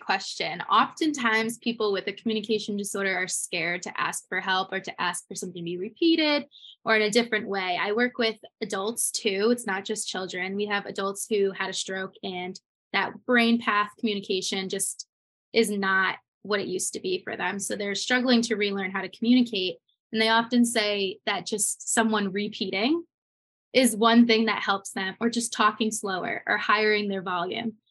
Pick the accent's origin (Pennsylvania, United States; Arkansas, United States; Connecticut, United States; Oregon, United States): Connecticut, United States; I'm from Connecticut